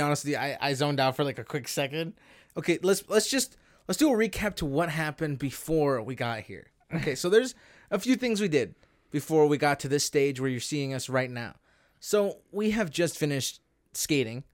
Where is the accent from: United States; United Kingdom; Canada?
Canada; we are Canadian. We were born and raised in in here.